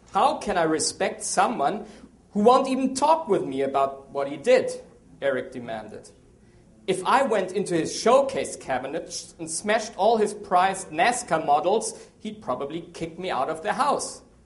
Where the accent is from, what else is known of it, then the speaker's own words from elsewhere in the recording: Germany; also born or lived in South America / Asia; now in Maryland, United States; Well, I'm from Germany. Strange name, strange accent